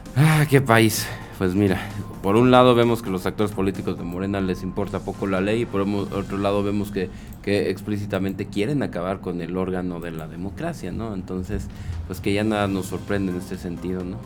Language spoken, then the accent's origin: Spanish; Mexico; como mexicano